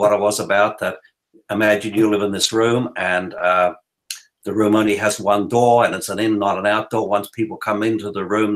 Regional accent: Blue Mountains, New South Wales, Australia; moved away as an adult; that little poor kid growing up in the Blue Mountains.

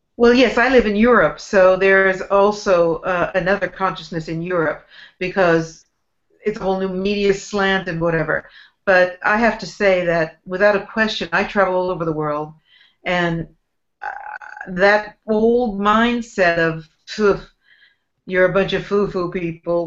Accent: San Francisco Bay Area, California, United States; I grew up in San Francisco Bay Area

